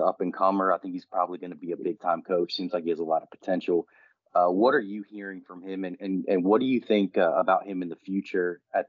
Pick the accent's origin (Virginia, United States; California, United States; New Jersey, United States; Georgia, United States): Virginia, United States; Roanoke; I grew up in Roanoke.